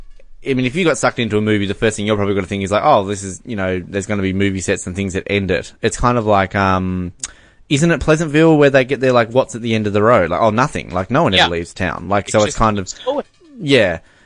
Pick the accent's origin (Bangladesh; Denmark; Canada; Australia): Australia; now in New Zealand; I'm Australian, all right?